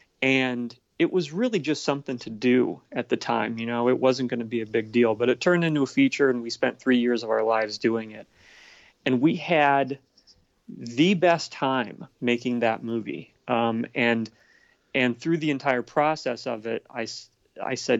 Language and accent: English; Streator, Illinois, United States; also born or lived in Bloomington-Normal, Illinois; when I was a kid, I grew up in Streeter, Illinois